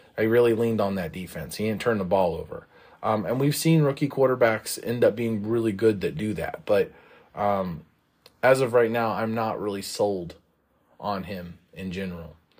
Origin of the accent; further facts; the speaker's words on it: Kansas, United States; I'm from Kansas